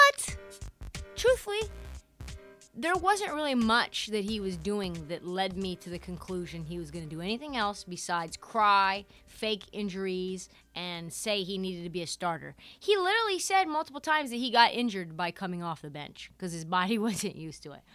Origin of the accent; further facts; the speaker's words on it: Portland, Oregon, United States; I am from Portland, Oregon. I lived, I grew up, like, a mile away from Email You DOCA